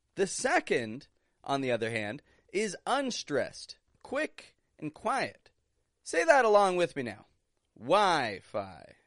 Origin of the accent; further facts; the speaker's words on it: Toronto, Ontario, Canada; moved away; I'm from Toronto, Canada